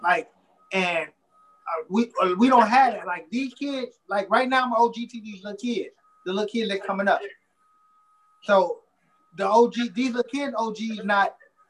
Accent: Illinois, United States; Yeah, my whole life. 62nd and Kimbark and 81st and Muskegon.

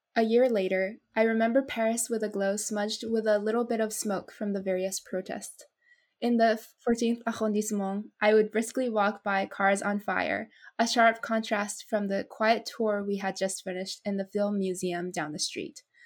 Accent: Japan; now in United States; had just been born and brought up in my home country which is japan

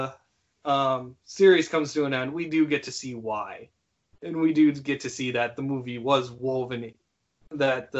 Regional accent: Howard City, Michigan, United States; also born or lived in Grand Rapids; I moved out of my hometown of Howard City, and then entered into Grand Rapids

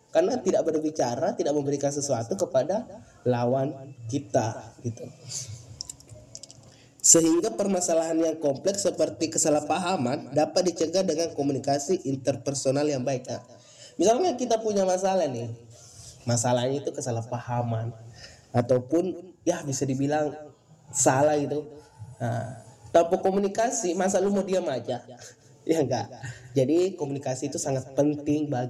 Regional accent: Bone, South Sulawesi, Indonesia; asal saya dari Kabupaten Bone, Sulawesi Selatan.

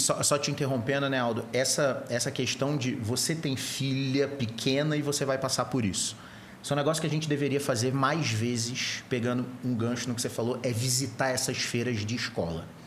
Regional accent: Rio de Janeiro, Brazil; now in São Paulo, Brazil; Eu sou carioca

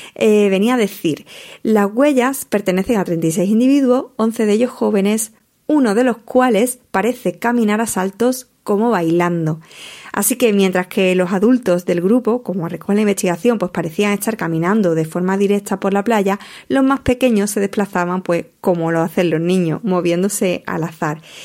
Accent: Almonte, Andalusia, Spain; en mi tierra, más concretamente en la playa de Matalascaña

